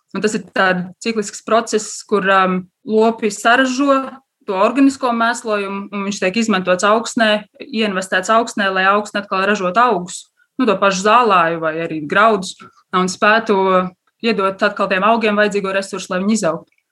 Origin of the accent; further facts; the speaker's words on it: Latvia; es esmu no laukiem, es esmu dzimusi tepat uh, Bauskas pusē, lauksaimnieku ģimenē